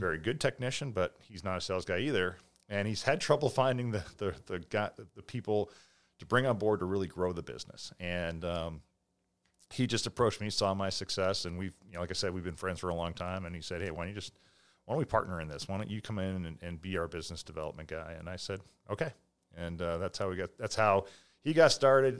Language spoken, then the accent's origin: English; Millis, Massachusetts, United States; in Millis, and as a kid, four ninety-five was great